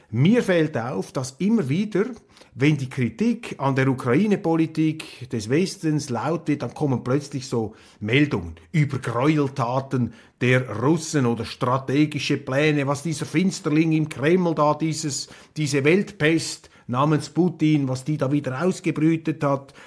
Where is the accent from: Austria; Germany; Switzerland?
Switzerland; als Schweizer